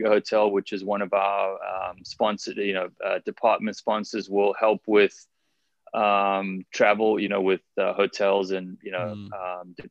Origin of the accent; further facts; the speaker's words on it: South Africa; also born or lived in California; now in Honolulu, United States; growing up in South Africa